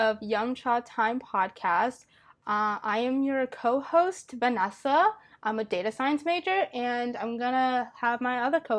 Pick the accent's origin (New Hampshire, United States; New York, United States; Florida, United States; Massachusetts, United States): Massachusetts, United States; Boston; I'm from Boston, Massachusetts. So that's really close to Northeastern, where we all go.